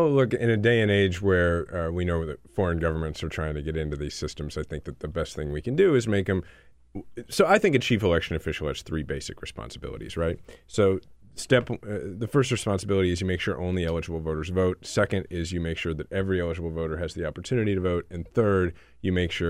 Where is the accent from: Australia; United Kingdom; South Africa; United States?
United States; Kansas City, Missouri; I'm from Kansas